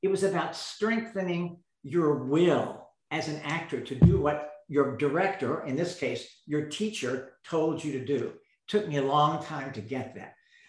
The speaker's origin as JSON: {"language": "English", "town": "Dallas", "region": "Texas", "country": "United States", "tie": "born or raised there", "said": "Well, I grew up in all over the place because my father was in sales. And then we moved to Dallas right before I went to college at Trinity in San Antonio."}